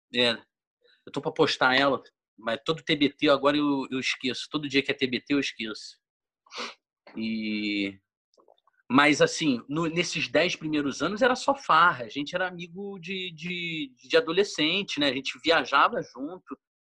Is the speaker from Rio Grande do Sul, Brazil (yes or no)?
no; Petrópolis, Rio de Janeiro, Brazil; moved away as an adult; now in São Paulo, Brazil; a gente é de Petrópolis